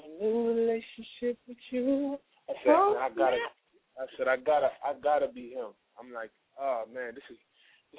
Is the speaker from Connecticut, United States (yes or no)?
no; Rochester, New York, United States; moved away as an adult; now in Atlanta, United States; I'm from Rochester, New York, upstate New York. It's near Buffalo, but that's where I'm from, the Rock Town. Shout out to the Rock Town. That's my hometown